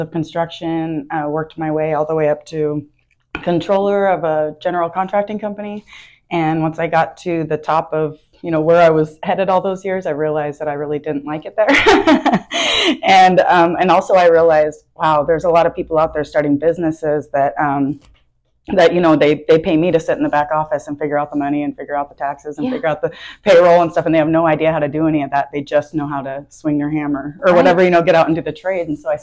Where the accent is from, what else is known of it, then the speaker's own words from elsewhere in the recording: Tacoma, Washington, United States; moved away as an adult; now in Omaha, United States; I was born and raised in Tacoma, Washington, so I was there my whole entire life until about 18 months ago